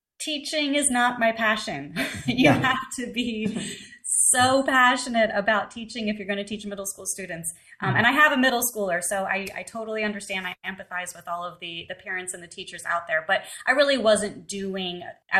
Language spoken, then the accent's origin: English; right outside Philadelphia, Pennsylvania, United States; I grew up right outside Philadelphia in Pennsylvania